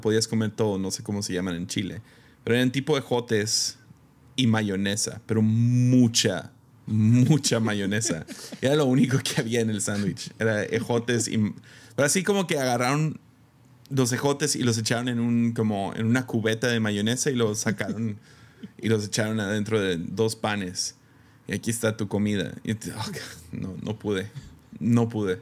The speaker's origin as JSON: {"language": "Spanish", "country": "Mexico", "said": "como mexicano"}